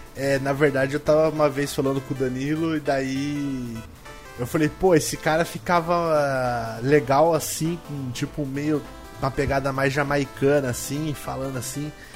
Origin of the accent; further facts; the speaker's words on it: Sorocaba, São Paulo, Brazil; de Sorocaba